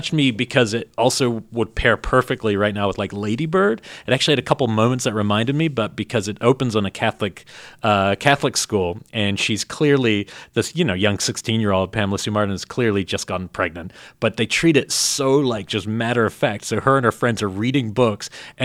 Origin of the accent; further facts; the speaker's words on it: New Zealand; moved away; I grew up with him in New Zealand